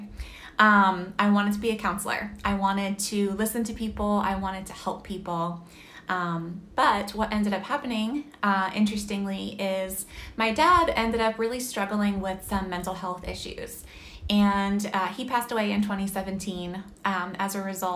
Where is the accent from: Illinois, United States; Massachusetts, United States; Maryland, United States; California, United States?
Massachusetts, United States; moved away as an adult; also born or lived in Pennsylvania; I grew up in Massachusetts, and then I ended up going to college in Pennsylvania